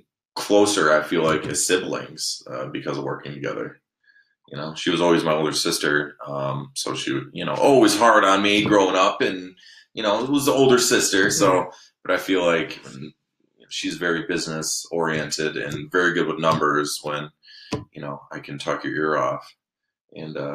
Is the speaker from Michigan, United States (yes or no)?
yes; Alpena, Michigan, United States; I grew up in Alpena